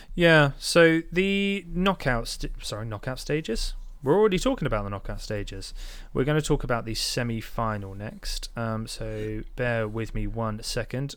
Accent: Portsmouth, South East England, United Kingdom; I'm from Portsmouth. I, I, I've spent, you know, the vast majority of my life living on the South Coast

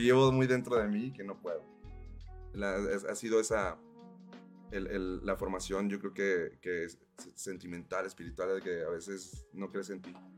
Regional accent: Mexico; now in Morelos, Mexico; yo soy de Monterrey, Chihuahua, Monterrey. Este, mi familia es de Chihuahua, Monterrey también

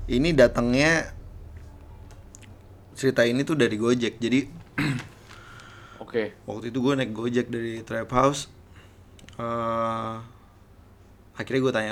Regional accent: Banyuwangi, East Java, Indonesia; now in Denpasar, Indonesia; saya langsung bilang iya untuk siap dipindahkan karena uh, sangat dekat dengan tempat asal saya yaitu Banyuwangi.

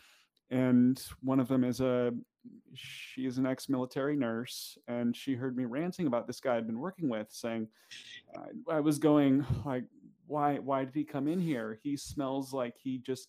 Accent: Kitsap area, Washington, United States; where I grew up in the Kitsap area, it is a pretty heavily military area.

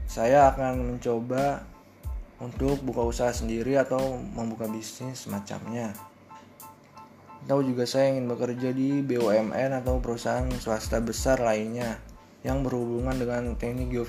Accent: Jakarta, Indonesia; Asal saya dari Jakarta

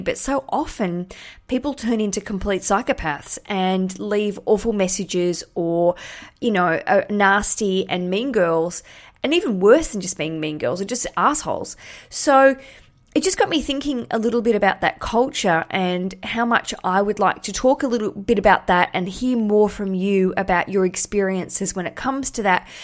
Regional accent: Australia; now in London, United Kingdom; I'm Australian, live in London

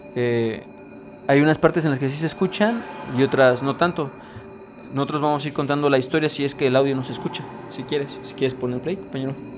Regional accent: Mexico; Somos mexicanos

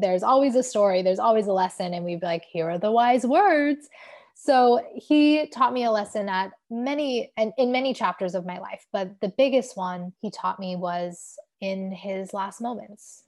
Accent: Southern California, United States; moved away as an adult; now in New York City, United States; I was born and raised in Southern California

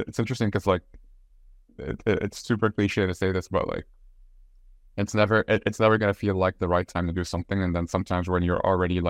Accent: Egypt; moved away as an adult; now in Ireland; I'm from Egypt. I've recently gotten my Irish citizenship as well.

